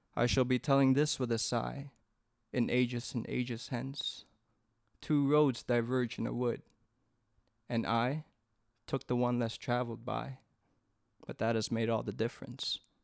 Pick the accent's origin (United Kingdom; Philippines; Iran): Philippines; I'm Filipino.